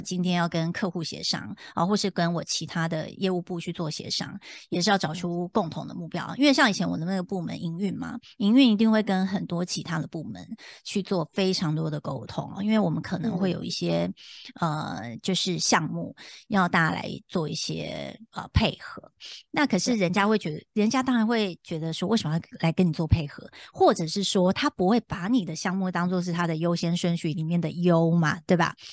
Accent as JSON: {"language": "Chinese", "town": "Taipei", "country": "Taiwan", "tie": "born or raised there", "also_born_or_lived": "United States", "moved": "as an adult", "said": "其实就土生土长，就是在台，就我就在台湾长大嘛，然后台北就是我生长的地方"}